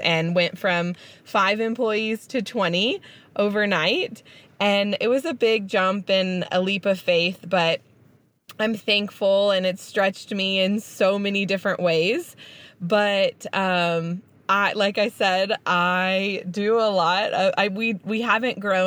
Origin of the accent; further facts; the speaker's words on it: Houston, Texas, United States; now in Auburn, United States; I grew up in Houston, one of the largest cities in the country